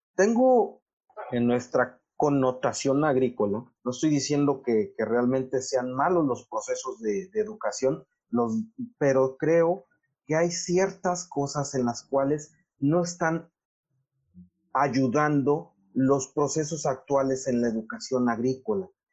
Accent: Mexico; nosotros como mexicanos

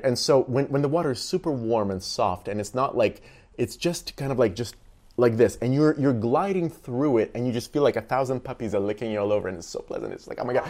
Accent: Russia; moved away as an adult; also born or lived in Texas; now in United States; I, I grew up in Russia

